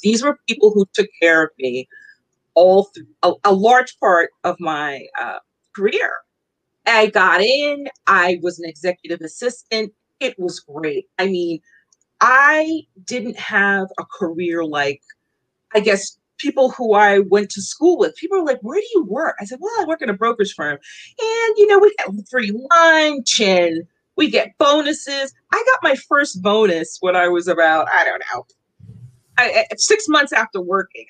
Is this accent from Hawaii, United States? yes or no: no; New York City, New York, United States; moved away as an adult; also born or lived in Long Island, New York; now in Philadelphia area, United States; I am from New York. I'm born and raised. I do not live in New York anymore. I live outside of Philadelphia. I grew up in Queens.